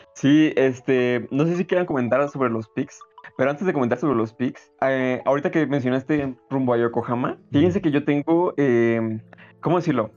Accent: Mexico; como mexicano

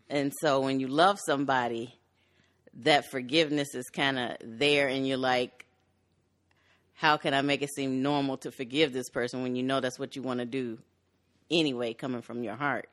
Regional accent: Chicago, Illinois, United States; I was born in Chicago. I'm originally from the West Side. I later moved to the western suburbs

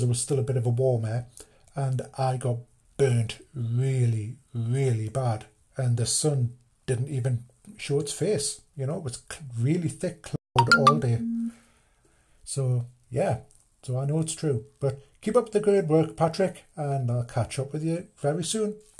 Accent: United Kingdom; British, being British

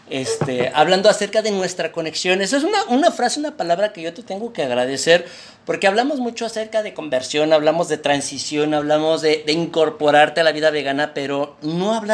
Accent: Mexico City, Mexico; now in Monterrey, Mexico; fíjate que yo soy oriundo de la Ciudad de México.

